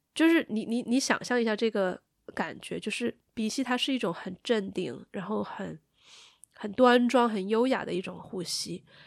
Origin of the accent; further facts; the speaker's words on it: Sichuan, China; accent: Sichuanese; 我们四川话